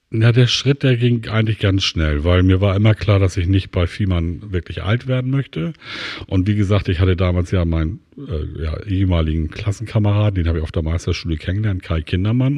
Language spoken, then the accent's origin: German; Hamburg, Germany; moved away; also born or lived in Schwarzenbek; Also aufgewachsen bin ich in Lemsal-Mellingstedt, das ist im Norden von Hamburg, in den Walddörfern, sehr idyllisch.